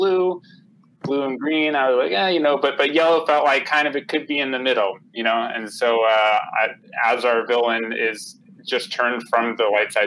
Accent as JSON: {"language": "English", "region": "Connecticut", "country": "United States", "tie": "born or raised there", "moved": "yes", "lives_now": "California, United States", "said": "I grew up in Connecticut on the East Coast"}